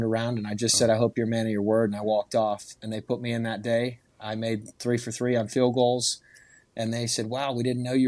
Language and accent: English; Houston, Texas, United States; moved away as an adult; also born or lived in Dallas, Texas / New Orleans, Louisiana; we're from Houston